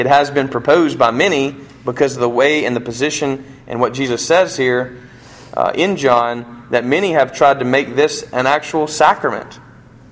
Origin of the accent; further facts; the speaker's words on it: United States; I'm an American